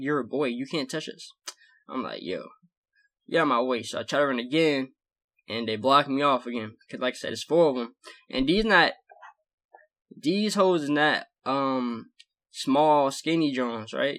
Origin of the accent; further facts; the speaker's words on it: the South, United States; I'm from the South